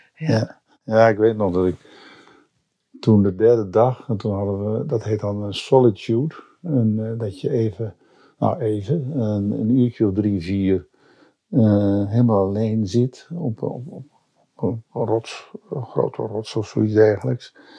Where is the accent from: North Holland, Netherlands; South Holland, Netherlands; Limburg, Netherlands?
North Holland, Netherlands; Zandvoort; Ik ben in Zandvoort geboren